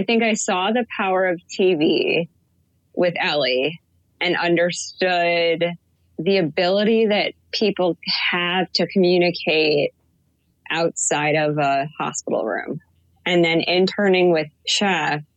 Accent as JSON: {"language": "English", "town": "Chicago", "region": "Illinois", "country": "United States", "moved": "as an adult", "said": "I was supposed to move home. I'm from Chicago."}